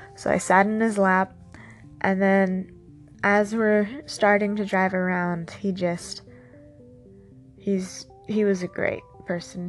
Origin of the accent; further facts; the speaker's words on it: San Diego, California, United States; I grew up in San Diego, so the desert was only two hours away.